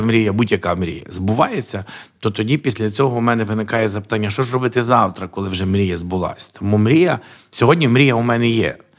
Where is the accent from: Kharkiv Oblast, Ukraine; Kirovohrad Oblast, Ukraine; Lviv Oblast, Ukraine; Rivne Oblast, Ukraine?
Lviv Oblast, Ukraine; Sokal; now in Lviv, Ukraine; я народився в місті Сокаль. Що на Львівщині